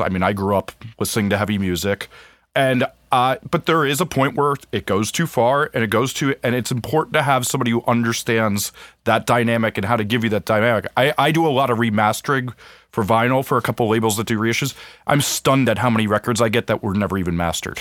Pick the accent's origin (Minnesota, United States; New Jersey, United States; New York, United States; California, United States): New Jersey, United States; I grew up in New Jersey